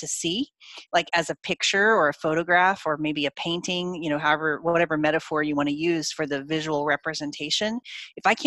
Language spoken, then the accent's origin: English; Oklahoma, United States; I grew up in Oklahoma in the middle of the United States